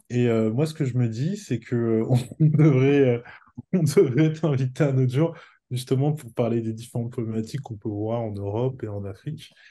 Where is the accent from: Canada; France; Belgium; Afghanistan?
France; now in Portugal; Moi, j'habite au Portugal. Je suis français